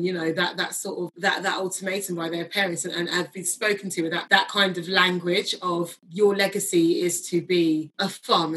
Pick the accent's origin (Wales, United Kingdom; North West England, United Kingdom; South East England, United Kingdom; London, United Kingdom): London, United Kingdom; Kingston upon Thames; my parents like kind of darted around South London before they actually settled like a little bit further out in Kingston.